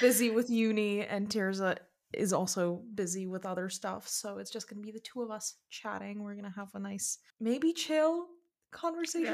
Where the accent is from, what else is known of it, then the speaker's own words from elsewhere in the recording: United States; myself as an, as an American, as someone with a, with a little American passport